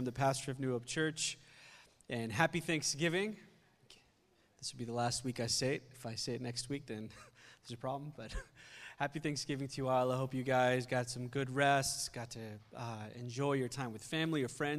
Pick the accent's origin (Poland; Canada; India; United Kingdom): India; also born or lived in Philadelphia, United States; now in United States; I spent some time in high school there. And when we came to the country from India, we lived in Philly in the beginning.